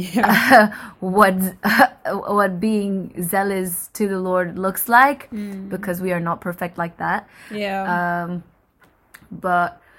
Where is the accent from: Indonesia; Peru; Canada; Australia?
Indonesia; moved away as an adult; now in United Kingdom; Indonesia. And I came to the UK about 5 years ago, nearly